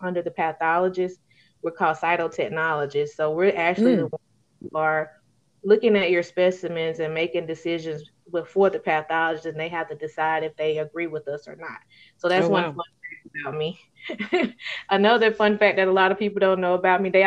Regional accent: Alabama, United States; if y'all can probably tell it in my accent, I'm an Alabama native, born and raised, been here all my life

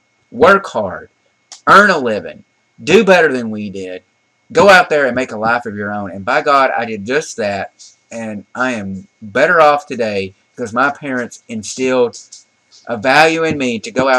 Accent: the South, United States; We grew up in the South

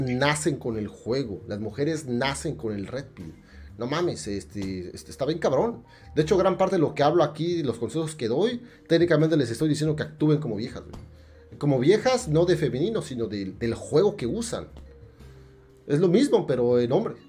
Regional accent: State of Mexico, Mexico; moved away; barrio allá el pinche estado de México. Yo soy de allá

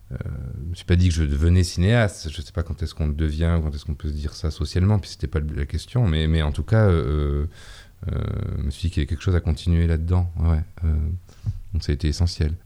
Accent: Mont-de-Marsan, Nouvelle-Aquitaine, France; moved away as an adult; also born or lived in Paris; dans une ville qui est ma ville natale, où j'ai grandi, enfin où je suis né, où j'ai grandi et de laquelle je suis parti à, 18 ans, donc Mont-de-Marsan dans les Landes

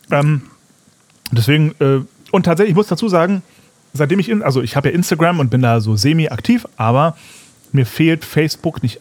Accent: Fulda, Hesse, Germany; Wie läuft es in meiner alten Heimat?

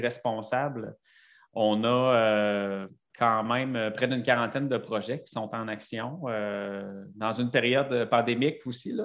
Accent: Sainte-Brigitte-de-Laval, Quebec, Canada; je viens de Sainte-Brigitte de Laval

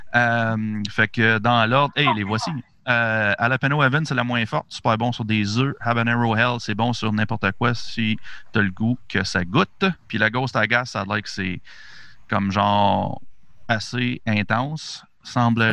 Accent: Gatineau, Quebec, Canada; nous autres, on est de Gatineau

